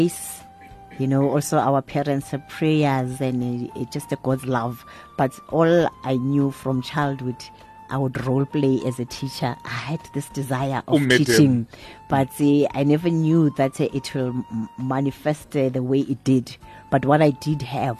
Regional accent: South Africa; also born or lived in West Rand, Krugersdorp area; I was born in South Africa

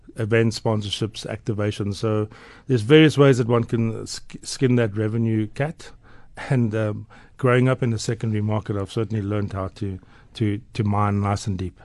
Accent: Port Elizabeth, Eastern Cape, South Africa; moved away as an adult; now in Johannesburg, South Africa; growing up in Port Elizabeth

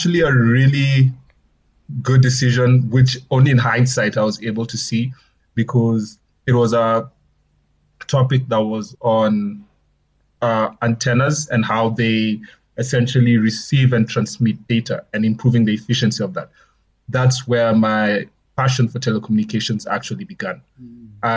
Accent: Nairobi, Kenya; moved away as an adult; also born or lived in Ulm, Germany; now in Johannesburg, South Africa; I was born in Kenya, born and raised in Nairobi, actually.

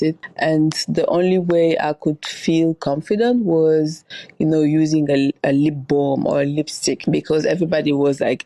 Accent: Dakar, Senegal; moved away; also born or lived in Paris; I was born in Dakar, Senegal, from two Senegalese parents

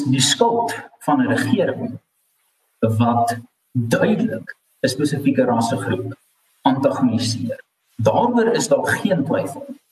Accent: South Africa; ons eie koste as wit Suid-Afrikaners

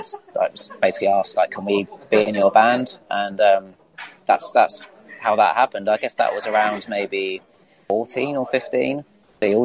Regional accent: Isle of Wight, South East England, United Kingdom; we're all from the Isle of Wight

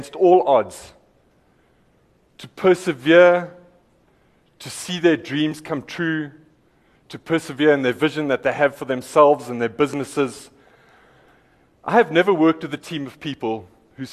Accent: Eastern Cape, South Africa; I'm from the Eastern Cape

